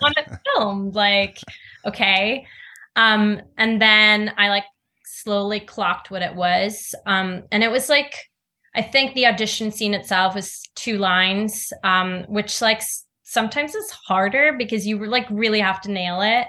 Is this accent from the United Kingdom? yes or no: no; Norway; moved away as an adult; I grew up in Norway.